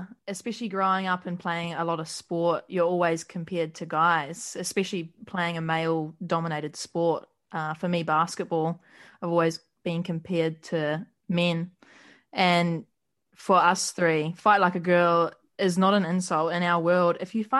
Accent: New Zealand; moved away as an adult; now in Australia; I'm 23 from New Zealand. Grew up playing basketball.

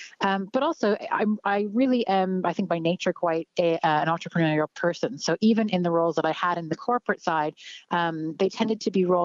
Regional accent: Canada; moved away as an adult; now in Ireland; I'm Canadian. I'm originally from Canada. I've been living in Ireland for just under 4 years.

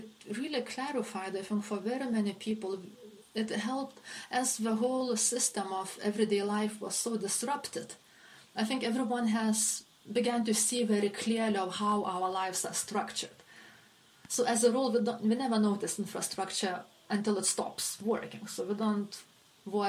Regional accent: Lithuania; also born or lived in Russia / Hungary / Sweden / France; now in London, United Kingdom; I am originally from Lithuania, but I consider myself European. I have lived in Russia, Hungary, Sweden, France, and since 2015 I'm based in the United Kingdom.

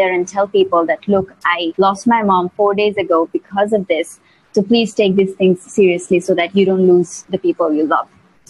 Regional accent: Dhaka, Dhaka Division, Bangladesh; I'm tuning in from Dhaka, Bangladesh right now. That's where I'm from.

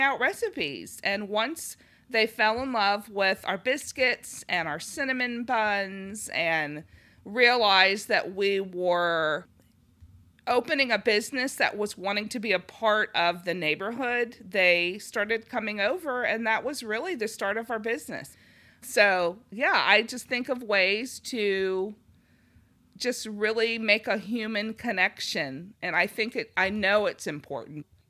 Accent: Los Angeles, California, United States; moved away; I'm from Los Angeles

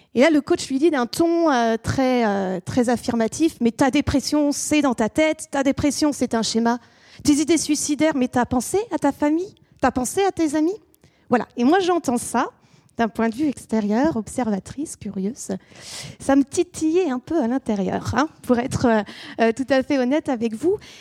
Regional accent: France; also born or lived in England; chez nous en France

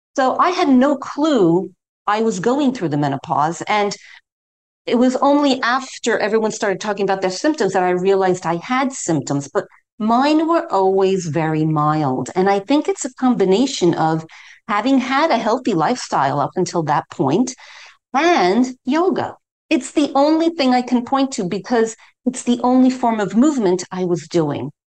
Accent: New York City, New York, United States; moved away as an adult; now in London, United Kingdom; I'm originally from New York City, but I've lived in London, England now for over 30 years, and that that's my home.

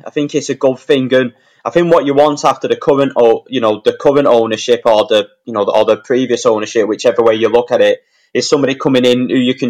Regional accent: Wigan, North West England, United Kingdom; You know, I've lived in Wigan now. I'm born and bred in Wigan.

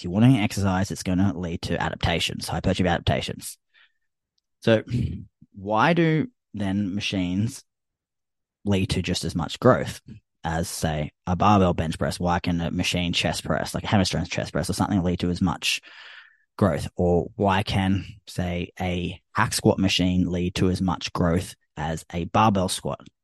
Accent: Australia; I'm Australian

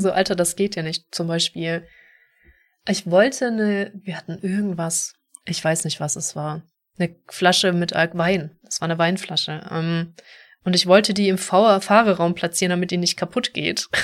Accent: Stuttgart area, towards the Black Forest, Baden-Württemberg, Germany; da wo ich herkomme, Großraum Stuttgart, Richtung Schwarzwald

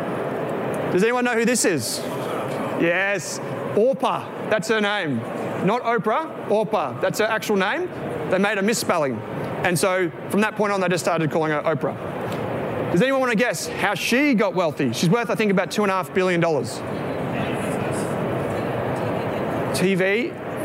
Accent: Victoria, Australia; We're from Victoria

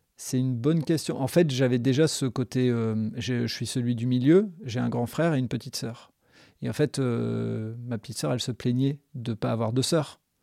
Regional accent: the Nord, Hauts-de-France, France; le Nord parce que c'est là où je suis né, c'est là où j'ai grandi, donc et que j'ai pas bougé

